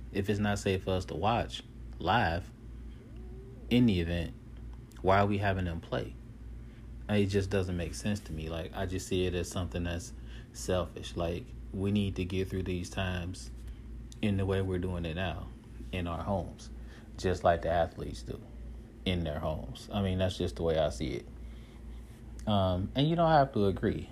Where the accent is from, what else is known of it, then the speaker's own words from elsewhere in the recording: United States; we're Americans